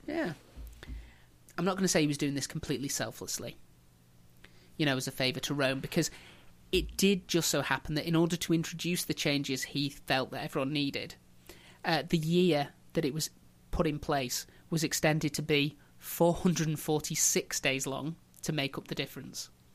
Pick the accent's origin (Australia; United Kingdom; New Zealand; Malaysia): United Kingdom; England; we as English